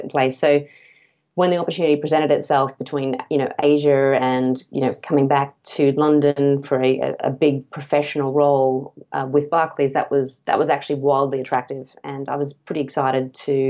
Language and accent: English; North Queensland, Australia; I grew up in North Queensland in Australia near a region called the Whitsundays